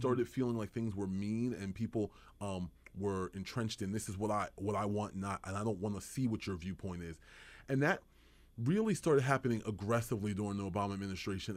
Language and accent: English; Edgewater Park, New Jersey, United States; also born or lived in Washington, D.C.; we grew up in Burlington County, right in Edgewater Park